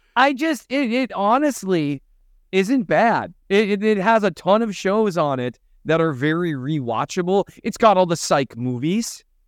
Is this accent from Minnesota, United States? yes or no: yes; Minnesota, United States; moved away; I'm from Minnesota.